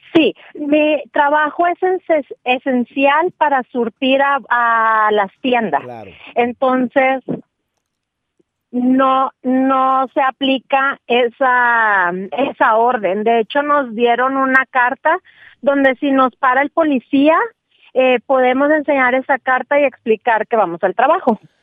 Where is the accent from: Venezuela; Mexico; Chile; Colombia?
Mexico; Monterrey, Nuevo León; moved away; yo soy de Monterrey